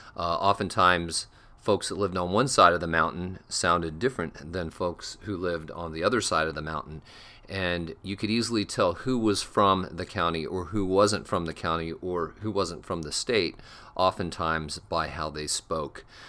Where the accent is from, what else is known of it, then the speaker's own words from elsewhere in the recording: Collingwood, Ontario, Canada; I was born just outside Toronto, Ontario, Canada, in Collingwood, Ontario